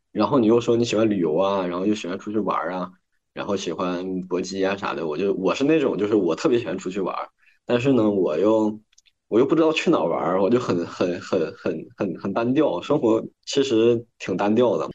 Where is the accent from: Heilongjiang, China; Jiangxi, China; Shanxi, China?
Heilongjiang, China; Harbin; now in Tianjin, China; 我目前呢，在天津工作，我的老家呢，来自冰城哈尔滨。我的职业呢，是一名烘焙甜品师